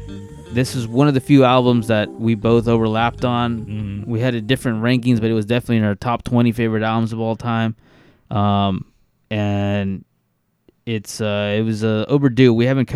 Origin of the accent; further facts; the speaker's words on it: Bakersfield, California, United States; I grew up in the hood. I grew up in East Bakersfield, and I remember we didn't have cable